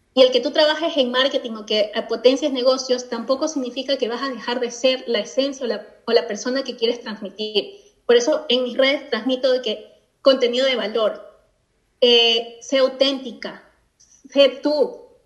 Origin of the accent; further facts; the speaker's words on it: Ecuador; also born or lived in Spain; now in Scotland; efectivamente soy de Ecuador, soy latina, eh, vivo en Escocia